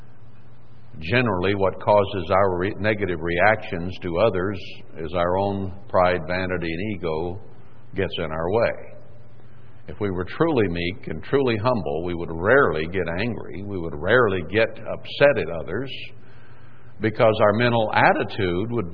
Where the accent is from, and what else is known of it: Texas, United States; born or raised there; moved away